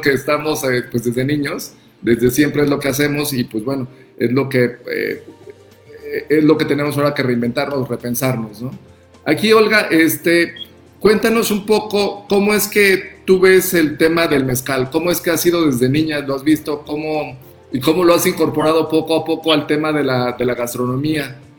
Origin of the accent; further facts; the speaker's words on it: Oaxaca, Mexico; orgullo como oaxaqueños